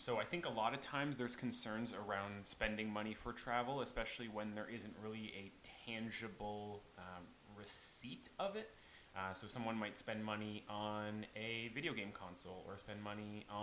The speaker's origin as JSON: {"language": "English", "region": "Prince Edward Island", "country": "Canada", "said": "I am from Prince Edward Island"}